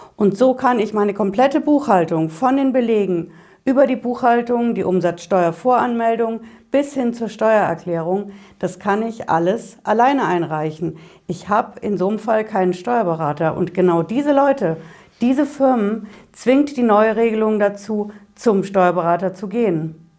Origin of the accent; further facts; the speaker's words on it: Hesse, Germany; Bei uns in Hessen